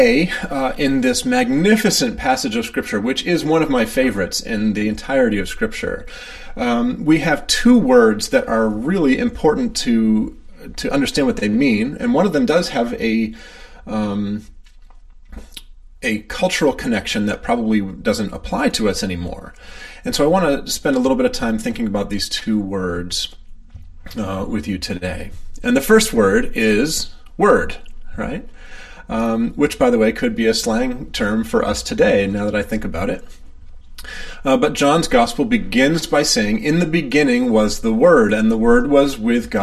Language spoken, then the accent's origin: English; Maine, United States; I'm the one from Maine